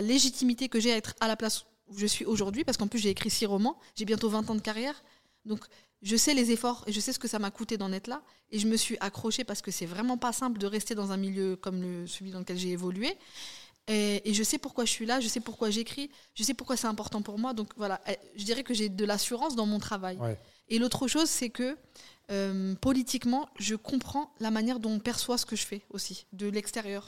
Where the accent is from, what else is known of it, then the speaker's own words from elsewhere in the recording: France; on est en France, c'est la loi du sol. Hmm. Donc, de fait, on est français